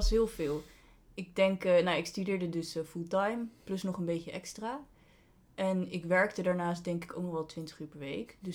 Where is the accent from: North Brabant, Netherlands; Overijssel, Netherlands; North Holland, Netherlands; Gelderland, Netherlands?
Overijssel, Netherlands; Deventer; Ik woonde in Groningen. Ik kom overigens wel uit Deventer. Kun je ook horen aan mijn, eh, mijn accent.